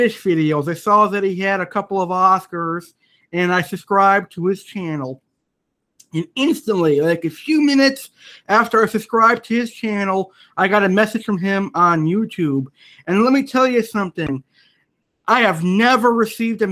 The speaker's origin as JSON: {"language": "English", "country": "United States", "said": "I'm an American"}